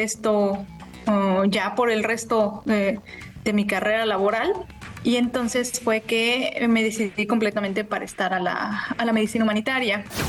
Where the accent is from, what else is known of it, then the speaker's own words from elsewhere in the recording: Mexico City, Mexico; Soy originaria de Ciudad de México